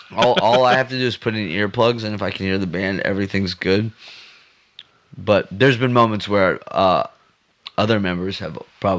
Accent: Texas, United States; I'm born and raised in Texas. My parents are actually from like Detroit in the Midwest.

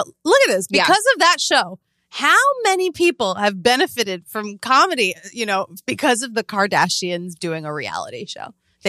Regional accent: Boston, Massachusetts, United States; Telemundo. I would eat my, you know, clam chowder in Boston and we'd watch Telemundo. Boston.

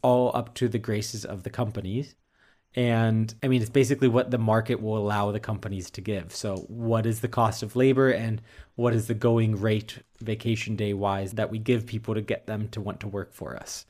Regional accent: United States; moved away as an adult; now in Europe; being an American working in the tech industry in Europe

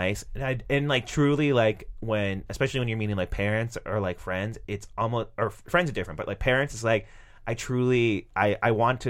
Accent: New Jersey, United States; I also grew up in New Jersey.

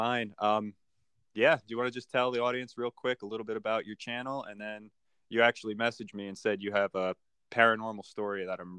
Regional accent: Kingston, New York, United States; I grew up in upstate New York. I'm still in upstate New York and everywhere around it. I grew up in Kingston.

